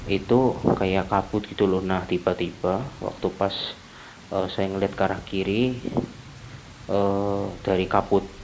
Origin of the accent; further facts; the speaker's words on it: Purwokerto, Central Java, Indonesia; dan saya dari Purwokerto